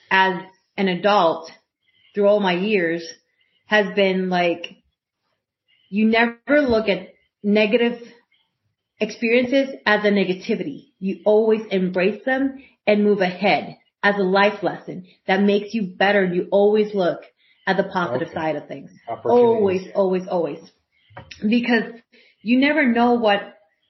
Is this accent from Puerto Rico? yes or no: yes; Puerto Rico; moved away; I grew up in Puerto Rico, and I graduated from high school there.